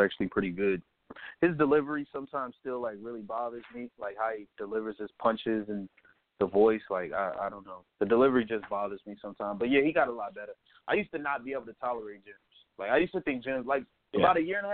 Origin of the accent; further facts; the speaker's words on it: Chicago, Illinois, United States; I'm from Chicago